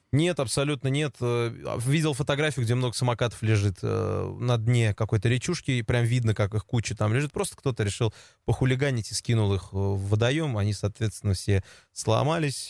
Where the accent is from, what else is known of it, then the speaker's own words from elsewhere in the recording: Kazan, Tatarstan, Russia; я жил у себя роди с родителями в поселке Дербышки